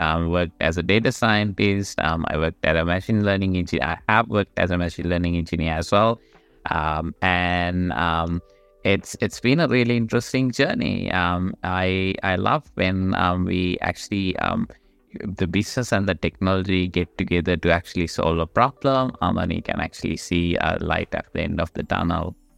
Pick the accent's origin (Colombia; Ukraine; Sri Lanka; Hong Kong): Sri Lanka; moved away as an adult; now in Australia; I am actually originally from Sri Lanka, but I've been in Australia for about, um, twelve, thirteen years now.